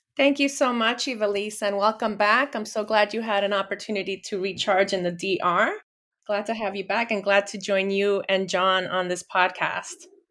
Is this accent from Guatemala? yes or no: yes; Guatemala; I was born in Guatemala from Guatemalan parents